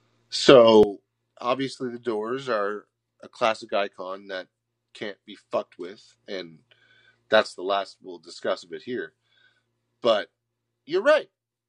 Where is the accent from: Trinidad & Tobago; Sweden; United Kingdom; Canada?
Canada; Nova Scotia; You're from BC. I'm from Nova Scotia. Coast to coast.